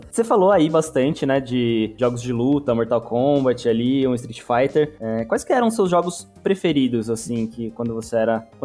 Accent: Taubaté, São Paulo, Brazil; moved away as an adult; now in Belo Horizonte, Brazil; eu sou nascido e criado em Taubaté.

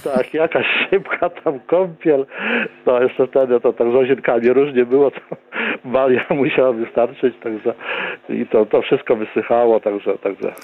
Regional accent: Bychawa, Lublin Voivodeship, Poland; ja urodziłem się w Bychawie, mieszkałem przez kilkanaście lat, 10 y, kilometrów od Bychawy

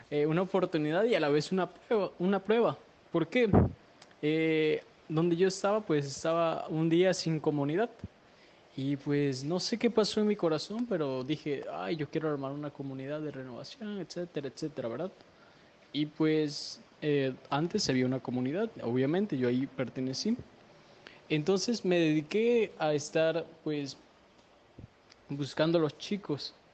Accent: Veracruz, Mexico; Soy de Veracruz soy un músico de Dios, adorador. Eh, pues tengo 20 años

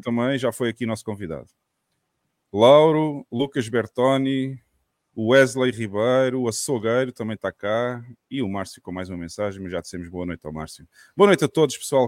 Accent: Portimão, Algarve, Portugal; para Portimão também, minha terrinha

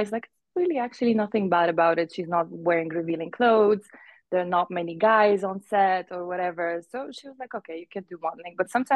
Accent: Uzbekistan; English is a second language; also born or lived in Gulf / Middle East; now in Bahrain; I'm Afghani Persian. I was born and raised in Uzbekistan, then lived half of my life in the Gulf and the Middle East

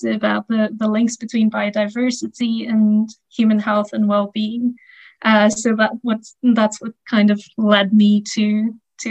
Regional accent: Sri Lanka; now in Netherlands; I'm from Sri Lanka, but I'm currently teaching and living in the Netherlands.

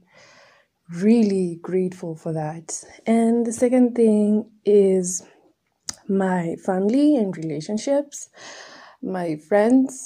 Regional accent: Nairobi, Kenya; I was raised in Nairobi.

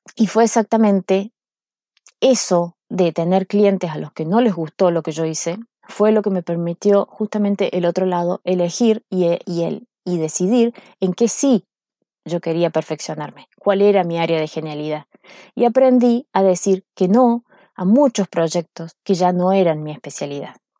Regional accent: Córdoba, Argentina; moved away as an adult; now in Chile; yo soy argentina, soy cordobesa. Córdoba es una ciudad

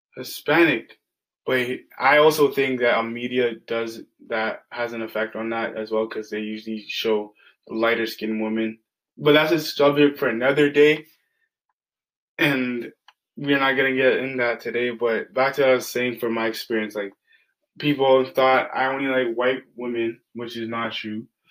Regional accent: Ajax, Ontario, Canada; I grew up in Ajax, Ontario, which is a predominantly white area.

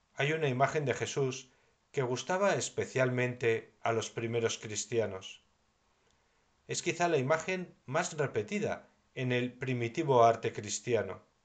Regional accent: Navarre, Spain; mi tierra de Navarra

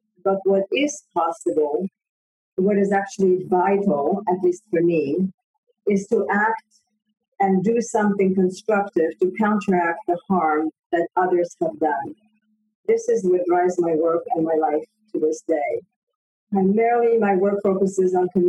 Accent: Paris, Île-de-France, France; also born or lived in Poland; now in United States; I was born in Poland after the war, of course, and we immigrated to France when I was 7 years old

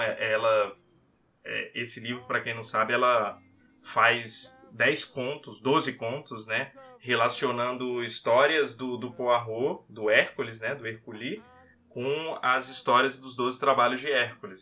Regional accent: Vitória, Espírito Santo, Brazil; Eu sou de Vitória, Espírito Santo

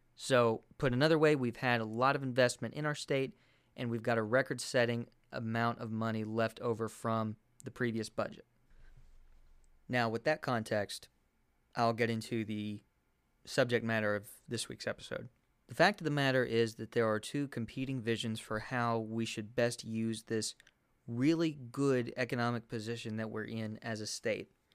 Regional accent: Kentucky, United States; the state of Kentucky, my home state

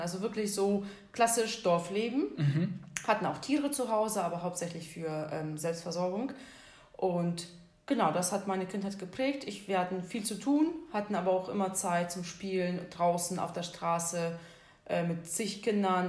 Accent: Siberia, Russia; now in Syke, Germany; ich komme ja ursprünglich aus Sibirien

